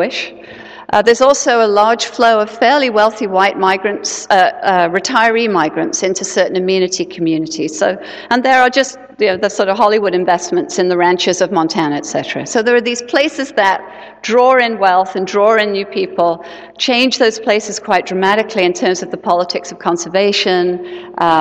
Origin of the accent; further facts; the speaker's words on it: England, United Kingdom; now in Seattle, United States; I'm originally from England